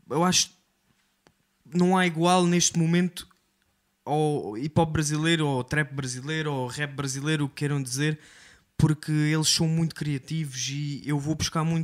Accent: Quarteira, Algarve, Portugal; Sim, eu cresci, eu cresci em Corteira, yeah. Eu cresci em Quarteira, uh, minha mãe não é, não, é, não é portuguesa, mas eu cresci em Quarteira porque a minha mãe veio para, para Portugal muito cedo e sim, eu cresci num bairro social que é Checul

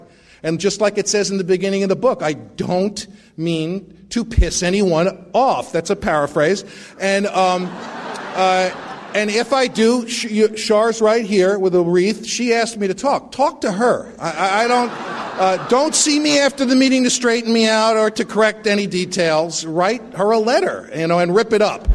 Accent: New York City, New York, United States; moved away; I grew up in the Bronx to a completely insane family

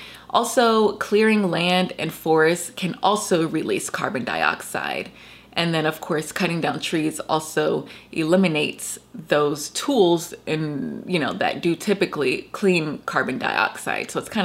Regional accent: Georgia, United States; my home state of Georgia

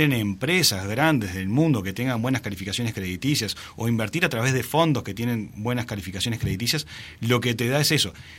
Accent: Uruguay; como uruguayos

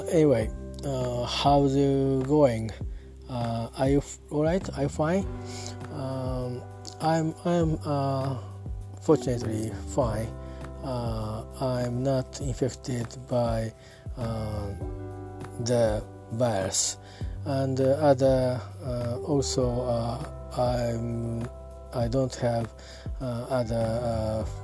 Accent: Yokohama, Kanagawa, Japan; English is a second language; I'm talking from Japan at my hometown uh, Yokohama.

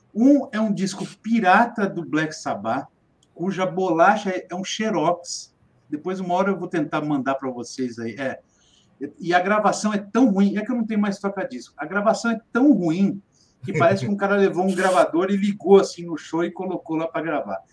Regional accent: Ribeirão Preto, São Paulo, Brazil; eu sou de, sou de Ribeirão Preto, São Paulo

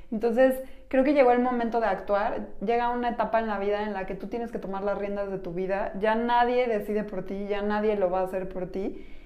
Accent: Mexico; Somos mujeres mexicanas

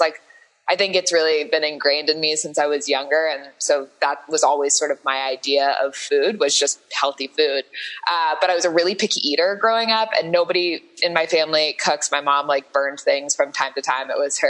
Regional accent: Los Angeles, California, United States; also born or lived in Santa Barbara, United States / Paris, France; now in New York, United States; I grew up in Southern California. I grew up in LA and Santa Barbara.

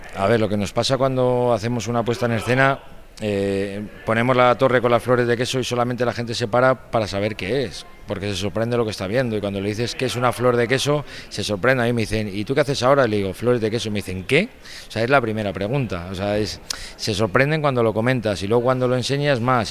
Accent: Bilbao, Basque Country, Spain; yo soy de Bilbao

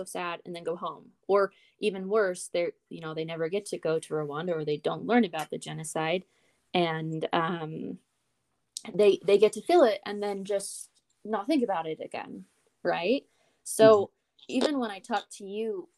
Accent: United States; I'm just an American.

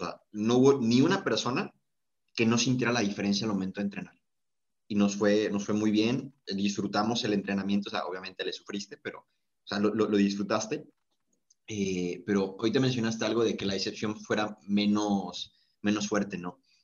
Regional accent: Mexico; somos los mexicanos

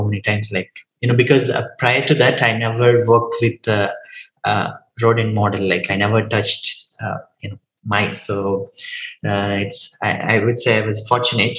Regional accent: India; moved away as an adult; also born or lived in Canada; now in United States; I'm from India, then I was in Canada and then moved to US

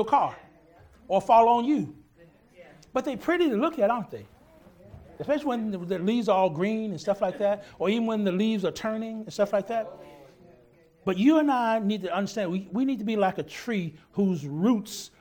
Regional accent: Texas, United States; I'm from Texas

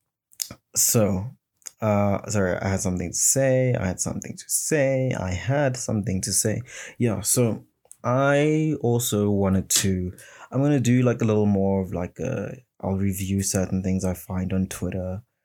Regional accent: South Africa; my people being South African people and the African people

